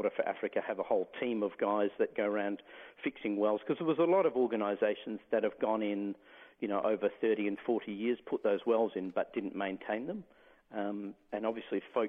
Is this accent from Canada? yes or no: no; the Pilbara, Western Australia, Australia; I grew up in the Pilbara, so some pretty hot days.